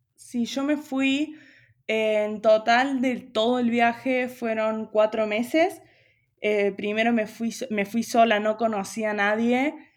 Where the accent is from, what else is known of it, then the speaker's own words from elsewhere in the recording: Río Cuarto, Córdoba, Argentina; moved away as an adult; now in Buenos Aires, Argentina; Yo soy de Río Cuarto, de Córdoba, pero ya hace cuatro años que estoy viviendo allá en Buenos Aires